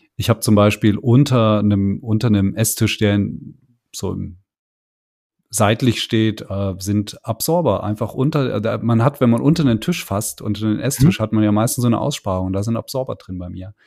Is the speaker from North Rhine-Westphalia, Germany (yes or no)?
no; Hesse, Germany; bei uns in Hessen